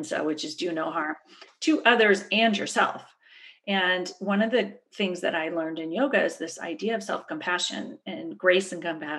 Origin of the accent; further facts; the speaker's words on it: Berkeley, California, United States; I grew up in Berkeley, so it's kind of a crunchy granola background to start